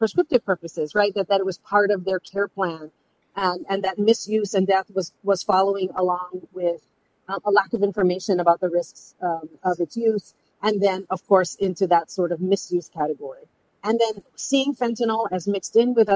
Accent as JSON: {"language": "English", "region": "Hawaii", "country": "United States", "said": "I've spent my career in the service of my people as a therapist, as a healer, specifically as an advocate and a program builder, and someone who builds and maintains relationships as a Hawaiian health leader."}